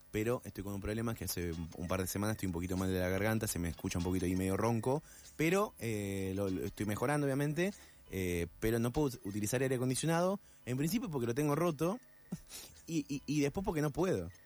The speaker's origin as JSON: {"language": "Spanish", "region": "Buenos Aires", "country": "Argentina", "said": "me siento elegido, pues porteño"}